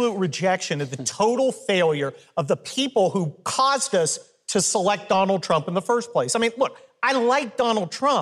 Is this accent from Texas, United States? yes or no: no; California, United States; I am from California